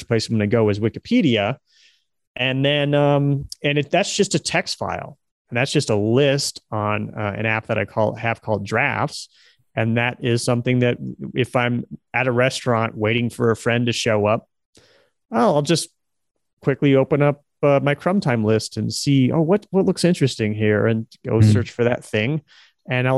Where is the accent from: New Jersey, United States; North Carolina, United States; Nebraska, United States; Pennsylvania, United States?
Nebraska, United States; I was born and raised in Nebraska